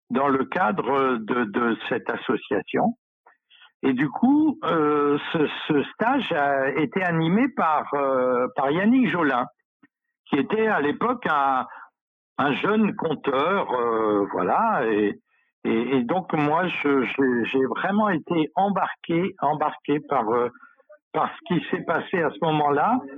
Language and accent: French; Centre-Val de Loire, France; dans une association d'éducation populaire, hein, l'Union pour la culture populaire en, Sologne, dans mon pays natal.